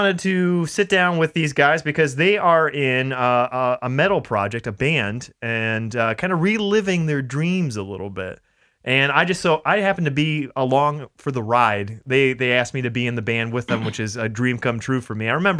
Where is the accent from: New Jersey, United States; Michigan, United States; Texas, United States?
Michigan, United States; Lapeer; But I remember growing up in Lapeer, Michigan. I mean, there's nothing out in Lapeer.